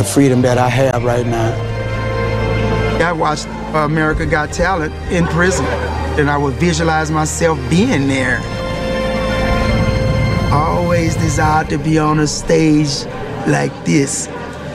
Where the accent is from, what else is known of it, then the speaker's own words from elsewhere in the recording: Louisiana, United States; I'm from Louisiana